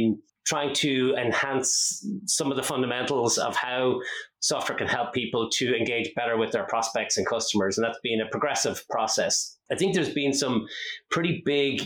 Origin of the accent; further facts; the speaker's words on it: Ireland; accent: Irish; also born or lived in Dublin; it doesn't give it away with my accent, I am Irish. I'm based here in Dublin in Ireland. I've been here for most of my life